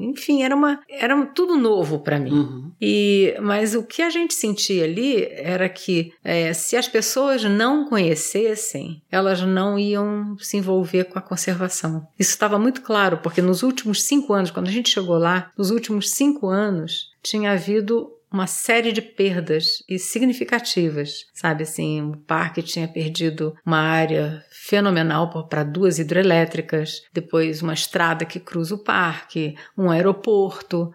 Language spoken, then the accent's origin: Portuguese; Brazil; nós somos brasileiros